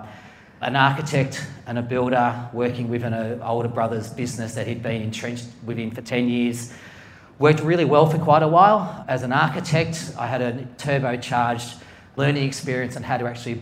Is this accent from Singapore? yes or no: no; Melbourne, Victoria, Australia; Being a kid growing up in Melbourne